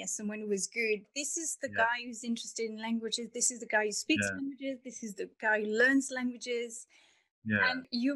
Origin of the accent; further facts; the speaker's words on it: France; first language French; English is a second language; moved away; also born or lived in United Kingdom / Argentina; I'm from France